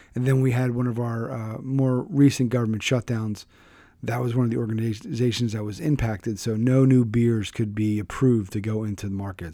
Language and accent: English; Philadelphia, Pennsylvania, United States; I'm from Philadelphia, born and raised in Pen, so that's Pennsylvania